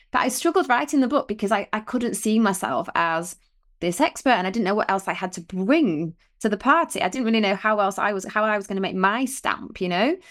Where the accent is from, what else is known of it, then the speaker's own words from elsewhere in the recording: Otley, Yorkshire and the Humber, United Kingdom; we lived in Otley, so, you know, we grew up in Otley.